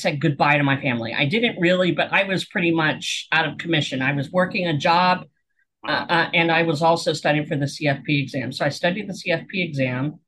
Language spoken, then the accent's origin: English; Pennsylvania, United States; moved away as an adult; also born or lived in Portland, Oregon; we moved from Portland, Oregon back to Pennsylvania where I grew up